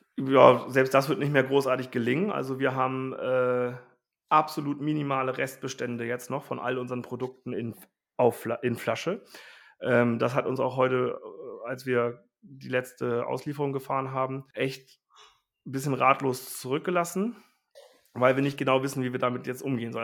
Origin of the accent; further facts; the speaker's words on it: Wulfsen, Lower Saxony, Germany; also born or lived in Rosengarten; wir sind ja ursprünglich kommen wir aus Wulfsen